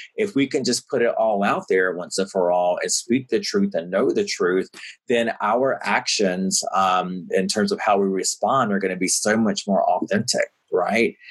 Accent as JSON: {"language": "English", "region": "the South", "country": "United States", "tie": "born or raised there", "moved": "yes", "lives_now": "New York City, United States", "said": "growing up in the South and growing up in the church"}